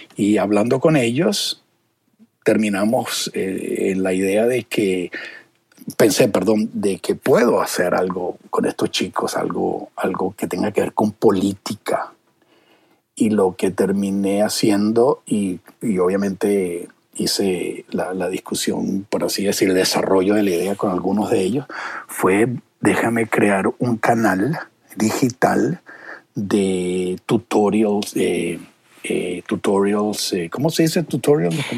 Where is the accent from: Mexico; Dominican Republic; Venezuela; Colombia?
Venezuela; now in United States; yo que vengo de Venezuela